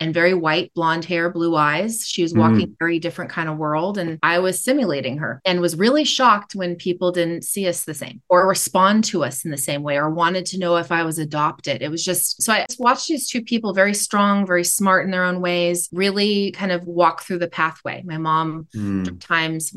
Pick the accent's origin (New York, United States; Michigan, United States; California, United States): California, United States; Sacramento; also born or lived in Oakland, California; then we moved to Sacramento